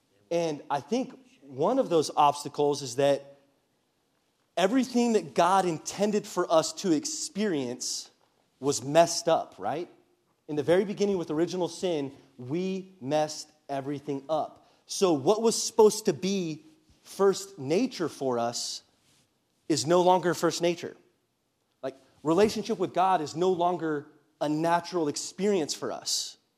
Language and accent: English; California, United States; So for those of you that know my story, I grew up in Southern California and then went to a private Christian university.